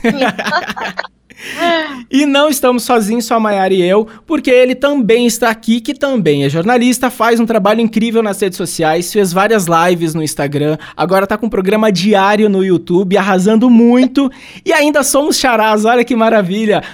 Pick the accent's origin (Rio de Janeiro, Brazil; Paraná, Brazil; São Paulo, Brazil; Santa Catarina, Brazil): Paraná, Brazil; Santo Antônio da Platina; moved away as an adult; also born or lived in Ponta Grossa; a gente que é aqui do Paraná, eu sou de Santo Antônio da Platina